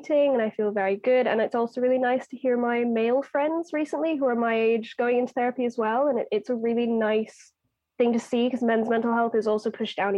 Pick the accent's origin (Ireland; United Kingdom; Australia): Ireland; I'm Irish